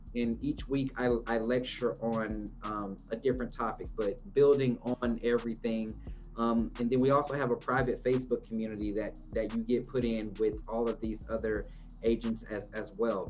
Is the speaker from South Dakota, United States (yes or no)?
no; Houston, Texas, United States; now in Dallas, United States; I was born in Houston